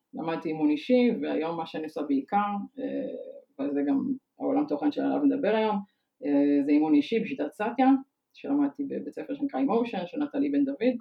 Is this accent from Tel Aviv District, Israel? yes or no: yes; Tel Aviv, Tel Aviv District, Israel; also born or lived in Ramat HaHayal; אני תל אביבית, born and raised